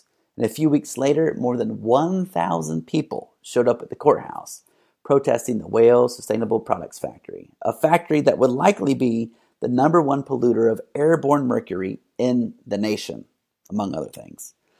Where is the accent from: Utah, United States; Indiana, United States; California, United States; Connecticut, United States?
Indiana, United States; Muncie; my hometown, Muncie, Indiana.